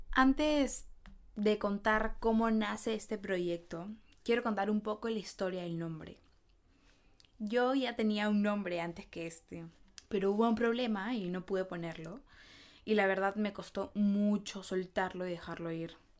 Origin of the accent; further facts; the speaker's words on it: Peru; soy de Perú